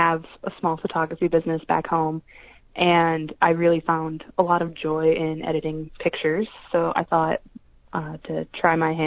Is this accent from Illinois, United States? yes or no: yes; Peoria, Illinois, United States; moved away as an adult; now in Ames, United States; I'm originally from Peoria, Illinois